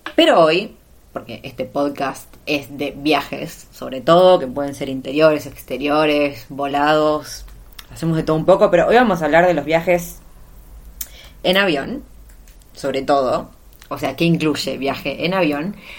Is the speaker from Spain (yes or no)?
no; Argentina; moved away as an adult; la primera vez que salí de Argentina, ya por 2012.